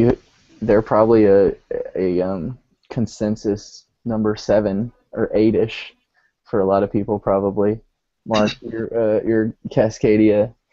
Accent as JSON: {"language": "English", "town": "Vancouver", "region": "British Columbia", "country": "Canada", "said": "I'm from Vancouver."}